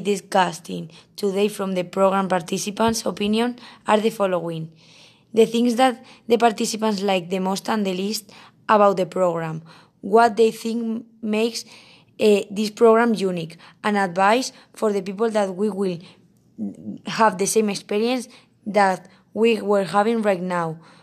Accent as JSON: {"language": "English", "country": "Spain", "said": "from Spain"}